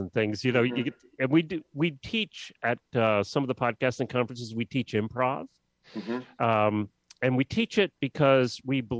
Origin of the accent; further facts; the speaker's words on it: Lancaster County, Pennsylvania, United States; I grew up in Lancaster County, Pennsylvania